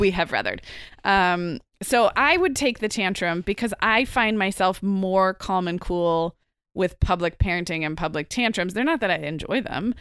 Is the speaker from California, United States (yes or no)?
yes; Santa Barbara, California, United States; my hometown of Santa Barbara